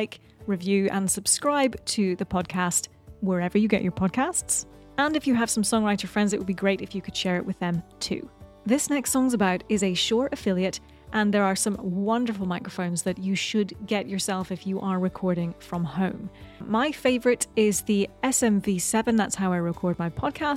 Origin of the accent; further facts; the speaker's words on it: New York, United States; I'm a musician from New York